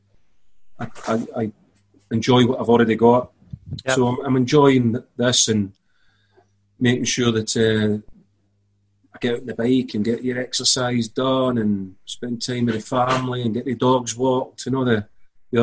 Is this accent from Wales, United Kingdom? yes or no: no; Glasgow, Scotland, United Kingdom; I'm from Scotland, Glasgow. Played football from a very early age